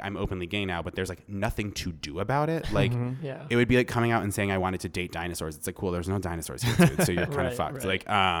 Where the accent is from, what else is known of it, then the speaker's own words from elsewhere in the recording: Vermont, United States; also born or lived in Rhode Island; I was born in Rhode Island and I moved to Vermont when I was like six. And it was like moving from a somewhat like suburban metropolitan area into like a incredibly rural area at a very young age.